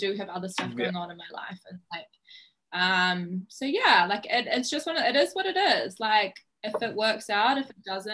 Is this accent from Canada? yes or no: no; New Zealand; accent: New Zealand; I noticed the New Zealand accent so much